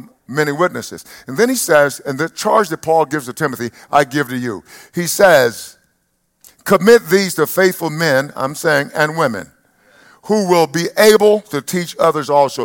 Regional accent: East Texas, United States; When I grew up in East Texas

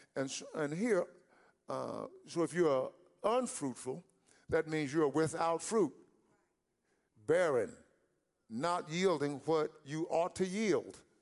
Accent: East Texas, United States; growing up in East Texas

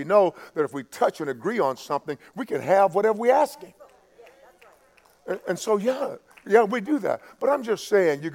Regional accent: East Texas, United States; I grew up in East Texas

